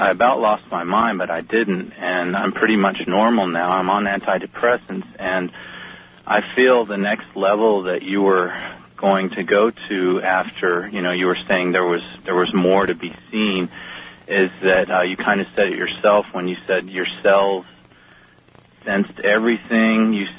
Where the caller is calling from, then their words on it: Austin, Texas, United States; I'm calling from Austin, Texas.